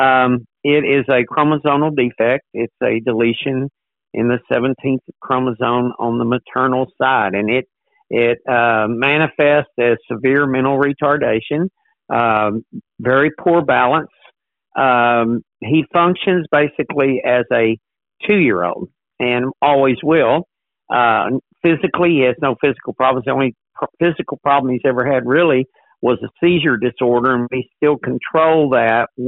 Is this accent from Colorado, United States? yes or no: no; Texas, United States; moved away as an adult; also born or lived in Georgia; now in Newport News, United States; I am from Texas. I was born in Texas, grew up on a dairy farm there, and taught school there